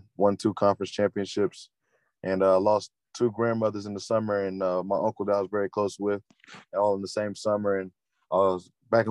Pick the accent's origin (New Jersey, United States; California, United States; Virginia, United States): Virginia, United States; Roanoke; I'm from Roanoke, Virginia. Played my high school ball at Lord Bottomside. And that's kind of like my roots, man, where I grew up